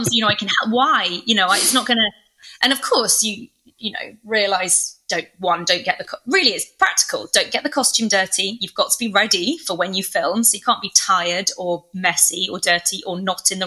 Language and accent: English; England, United Kingdom; also born or lived in Oxford / London; I'm from England